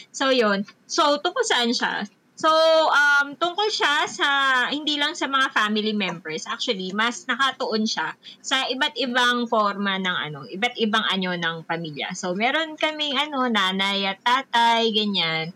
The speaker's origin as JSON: {"language": "Tagalog", "town": "San Mateo", "region": "Calabarzon", "country": "Philippines", "said": "taga San Mateo Rizal ako. So, tungkol dun sa bayan namin"}